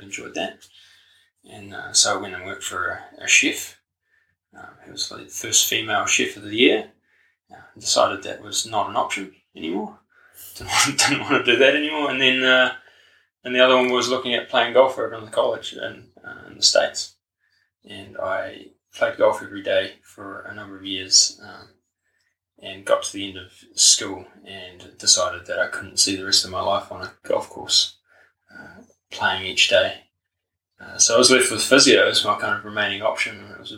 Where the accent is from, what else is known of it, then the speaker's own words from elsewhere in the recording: Hastings, Hawke's Bay, New Zealand; moved away as an adult; also born or lived in Napier, New Zealand / Dunedin, New Zealand; So I was born in Hawke's Bay, in Napier, and grew up in Hastings in Tijuana, I come from kind of a mixed family. Mum's a Kiwi girl from Dannebrog, and then Dad's a Dutch guy.